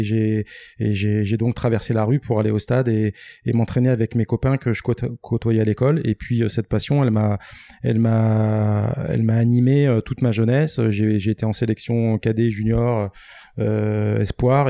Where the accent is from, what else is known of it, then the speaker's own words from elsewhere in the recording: Les Sables-d'Olonne, Pays de la Loire, France; je suis né au Sable d'Olonne et, j'ai des racines italiennes